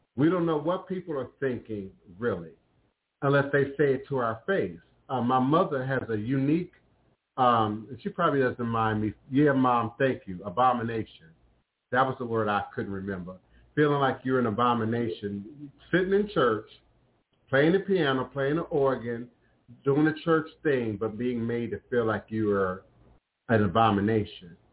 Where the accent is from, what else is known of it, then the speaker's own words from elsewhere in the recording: Washington, District of Columbia, United States; growing up in Chocolate City, uh, y'all now call it the DMV, D.C., Maryland, uh, uh, Virginia area